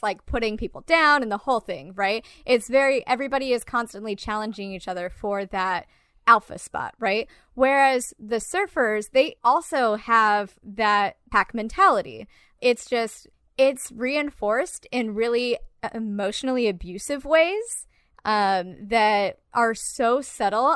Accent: Garden Grove, California, United States; I grew up in Orange County in like Garden Grove

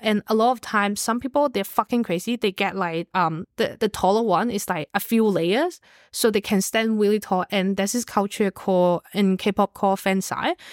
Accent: Hong Kong; moved away; I'm from Hong Kong

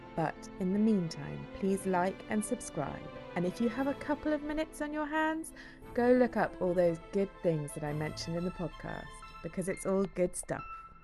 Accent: Somerset, South West England, United Kingdom; now in Bristol, United Kingdom; The place I grew up in Somerset is well known for its ichthyosaur fossils

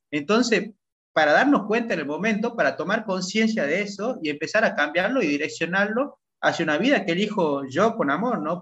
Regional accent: Salta, Argentina; moved away as an adult; now in Playa del Carmen, Mexico; yo soy de Salta, de Argentina, nacido en Salta, Argentina

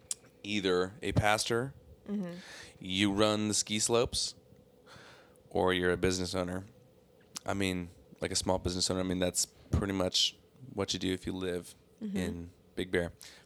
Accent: Seaside, California, United States; born there; I was born in Seaside, California, which is essentially Salinas, California.

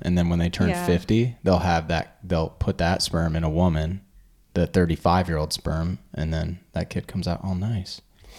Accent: California, United States; moved away; growing up in California.

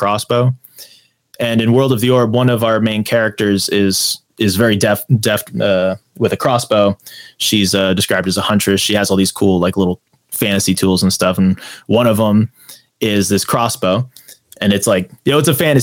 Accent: United States; I'm an author from America

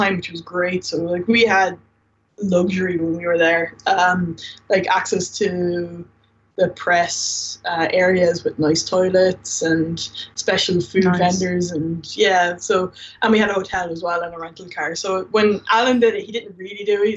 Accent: Ireland; now in Dublin, Ireland; I'm not from Dublin, and most of my friends don't, like, from home, they don't live in Dublin

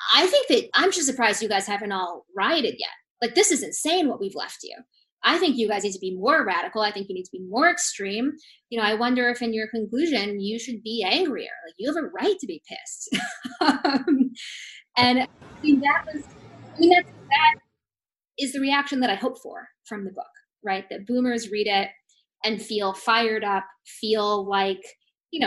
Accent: Seattle, Washington, United States; I grew up in Seattle with liberal boomer parents

